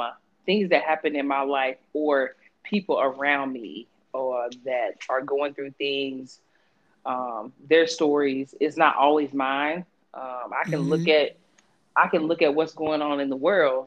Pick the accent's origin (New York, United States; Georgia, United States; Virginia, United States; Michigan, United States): Georgia, United States; I'm from Georgia. I'm from Georgia. Born and raised